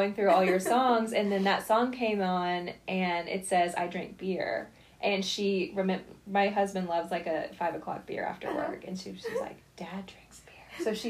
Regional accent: Nashville, Tennessee, United States; Well, Nashville is close to our hearts because we grew up here.

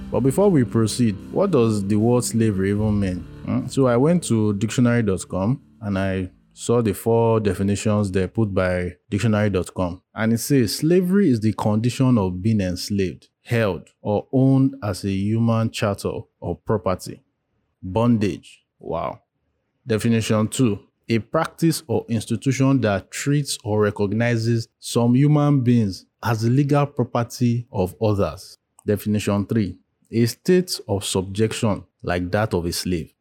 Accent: Nigeria; as Nigerians, as black-skinned people

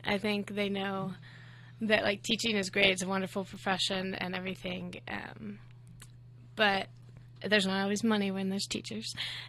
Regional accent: Texas, United States; Growing up in Texas was pretty fun. I think, like, kind of the suburb/city life, always, like, having something to do, like sporting events or just, like, stuff to do with friends.

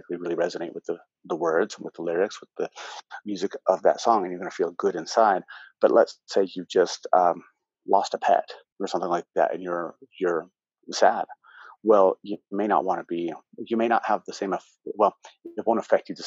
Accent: United States; I'm American

